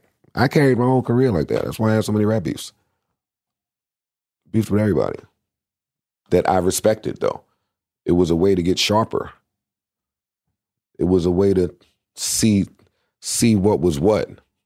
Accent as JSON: {"language": "English", "town": "Queens", "region": "New York", "country": "United States", "said": "I was from Queens, so that was important."}